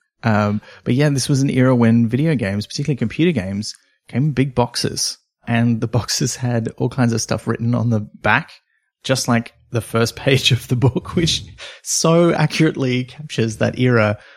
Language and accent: English; near Byron Bay, New South Wales, Australia; where I grew up near Byron Bay